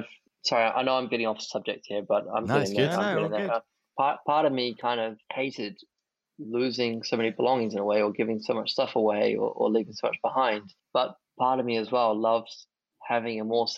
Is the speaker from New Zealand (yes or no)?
yes; New Zealand; also born or lived in Japan; now in Monaco; Two of my best friends who I grew up with in New Zealand from 6-7 years old